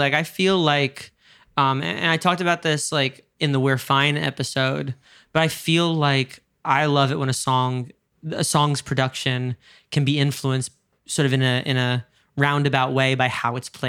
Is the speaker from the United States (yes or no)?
yes; New York, United States; you're a Londoner, I'm a New Yorker, like we talk in a very specific way.